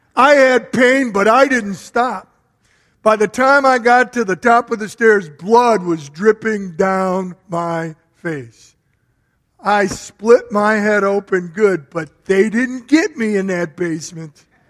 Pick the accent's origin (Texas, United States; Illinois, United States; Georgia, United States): Illinois, United States; Berwyn; also born or lived in Chicago; I grew up in a very old home. It was 100 years old back in the 50s, so it was built around 1850. And I remember when we moved from Chicago to Berwyn